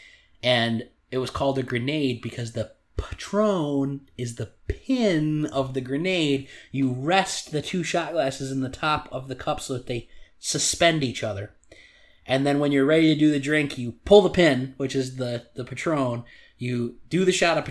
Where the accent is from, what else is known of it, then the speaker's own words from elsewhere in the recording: United States; We are American